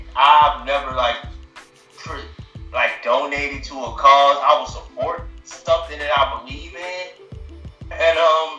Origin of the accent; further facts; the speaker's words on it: Las Vegas, Nevada, United States; also born or lived in Los Angeles, United States; I'm from Las Vegas, Nevada, by way of Los Angeles, California. I've been here 21 years.